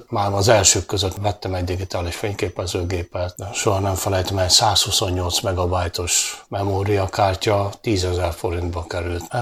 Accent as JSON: {"language": "Hungarian", "town": "Dunaújváros", "region": "Fejér", "country": "Hungary", "tie": "born or raised there", "said": "60 éve születtem Dunajvárosba, azóta itt lakom, 10 éves korom óta fotózom"}